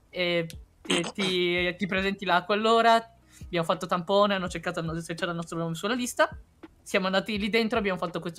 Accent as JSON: {"language": "Italian", "country": "China", "said": "Esatto, io, io sono cinese, ho il culo, ho il culo dalla mia parte"}